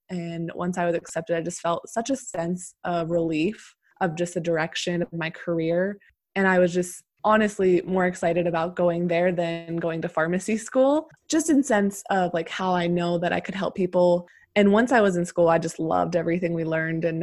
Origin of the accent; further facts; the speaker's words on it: Pennsylvania, United States; moved away as an adult; also born or lived in Arizona; I'm originally from Pennsylvania, and then I ended up moving to Arizona for med school after undergrad.